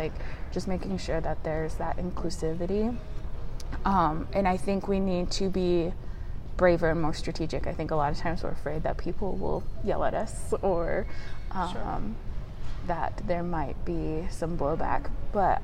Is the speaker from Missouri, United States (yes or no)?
no; Northeast Indiana, United States; So I grew up in Northeast Indiana, so I've lived here my entire life. I grew up in a small rural town of 200 people